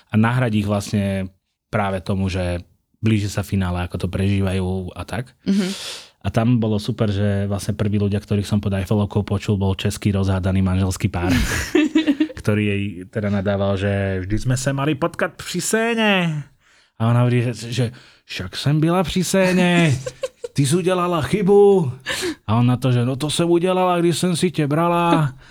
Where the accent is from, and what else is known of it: Galanta, Trnava Region, Slovakia